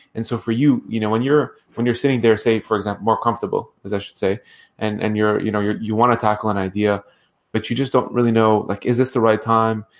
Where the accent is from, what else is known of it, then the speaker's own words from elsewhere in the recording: Ottawa, Ontario, Canada; I grew up in Ottawa